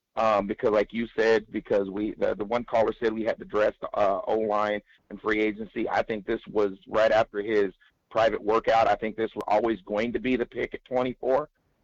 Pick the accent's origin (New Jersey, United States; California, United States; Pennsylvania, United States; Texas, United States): California, United States; Yeah, I'm from Cali. Yes, sir.